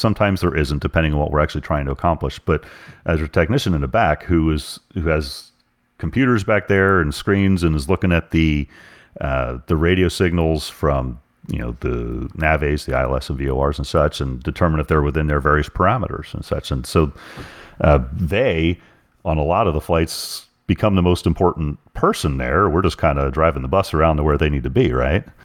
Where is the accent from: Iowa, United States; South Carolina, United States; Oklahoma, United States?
Oklahoma, United States; I'm from Oklahoma